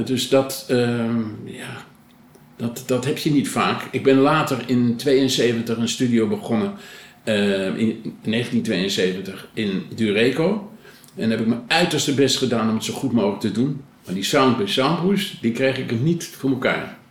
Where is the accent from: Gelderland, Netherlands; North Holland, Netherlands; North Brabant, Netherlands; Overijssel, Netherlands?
North Holland, Netherlands; Blaricum; ik, ik ben geboren in Blanikum